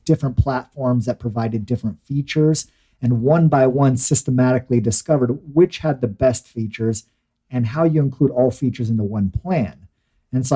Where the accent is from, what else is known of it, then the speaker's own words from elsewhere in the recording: Mesa, Arizona, United States; I was born in Mesa, Arizona